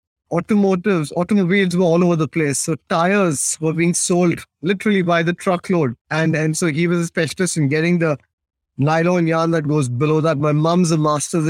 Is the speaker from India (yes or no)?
yes; Mumbai and Pune, Maharashtra, India; first language Tamil; English is a second language; also born or lived in Bangalore, Karnataka, India; now in United Kingdom; my schooling, etc., was done in the west of India in Mumbai and Pune, both fairly large cities